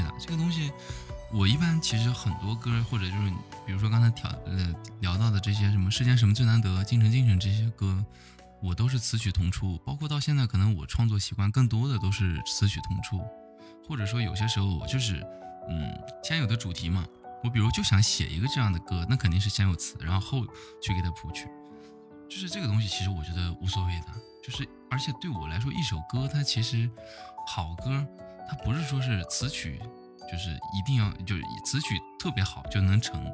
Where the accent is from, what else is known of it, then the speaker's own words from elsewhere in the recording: Jincheng, Shanxi, China; also born or lived in Taiyuan; 我是晋城的